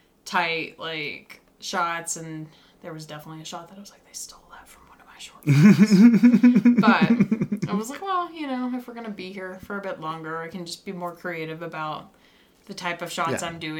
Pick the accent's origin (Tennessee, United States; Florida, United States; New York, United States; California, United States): Tennessee, United States; Nashville; Like, you motherfuckers, I'm from Nashville.